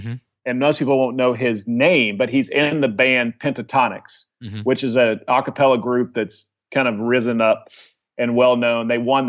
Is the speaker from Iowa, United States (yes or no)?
no; Oklahoma, United States; I mean, I'm the kid from Oklahoma, right?